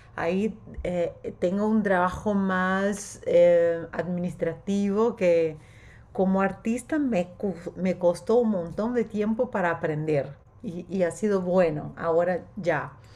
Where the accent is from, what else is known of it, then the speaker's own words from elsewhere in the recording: Brazil; Spanish is a second language; soy brasileña, mi sangre es verde y amarillo